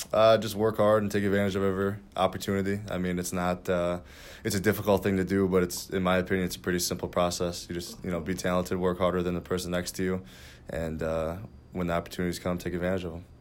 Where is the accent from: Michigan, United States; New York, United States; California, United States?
Michigan, United States; Lapeer; I'm from, uh, Lapeer, Michigan.